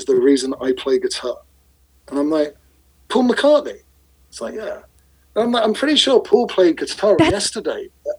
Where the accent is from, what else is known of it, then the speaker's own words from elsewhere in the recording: England, United Kingdom; being English